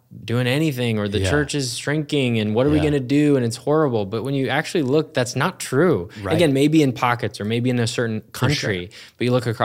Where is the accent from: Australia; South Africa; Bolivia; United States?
United States; Minnesota; not just because I'm also from Minnesota, sharing about the state fair and going out on the lake and everything